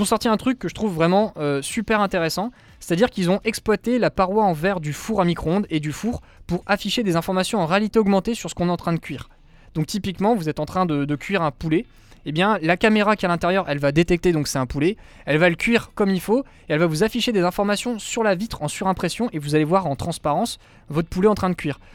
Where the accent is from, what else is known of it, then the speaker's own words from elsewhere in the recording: France; chez nous en France